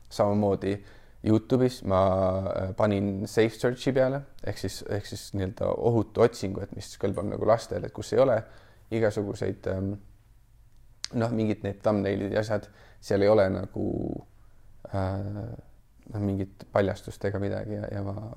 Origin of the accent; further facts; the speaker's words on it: Kuressaare, Saare County, Estonia; now in mainland Estonia; tulen muidu originaalsest Kuressaarest, pärit olen Saaremaalt